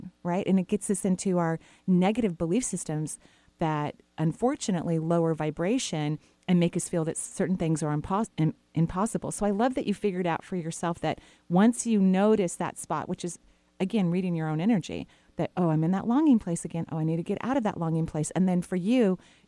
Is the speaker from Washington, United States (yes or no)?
yes; Bellevue, Washington, United States; we grew up in Bellevue